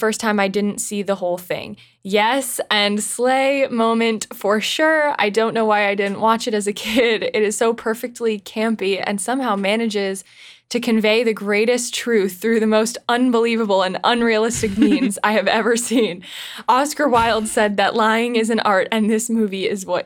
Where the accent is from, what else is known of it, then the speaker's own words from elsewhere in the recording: Ohio, United States; we grew up in Ohio and were in show choir